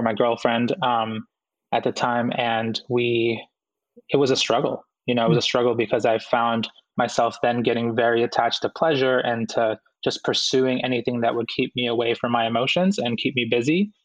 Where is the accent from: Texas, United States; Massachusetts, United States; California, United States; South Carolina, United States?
Massachusetts, United States; Boston; also born or lived in Guayaquil, Ecuador; my mom and dad decided that they wanted to move to the United States, and we immigrated here when I was about 4 years old, and I grew up in Boston